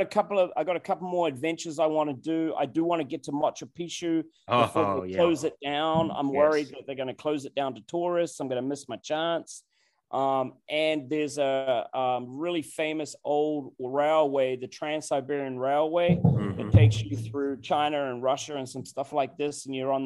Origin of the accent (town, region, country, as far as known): New Zealand; now in Virginia, United States